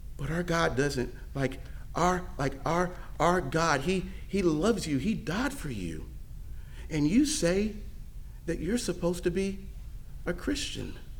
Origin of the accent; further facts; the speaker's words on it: Mississippi, United States; also born or lived in Pennsylvania / Florida; now in Tennessee, United States; I grew up in I grew up in Mississippi. moved up to Pennsylvania, moved to Florida, and now in Tennessee